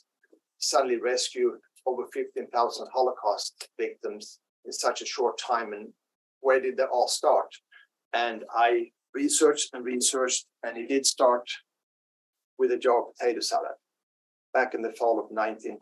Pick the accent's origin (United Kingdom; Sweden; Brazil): Sweden; Lund, Skåne; moved away as an adult; now in United States; I was born here in Lund, and I moved to the US in the early 1980s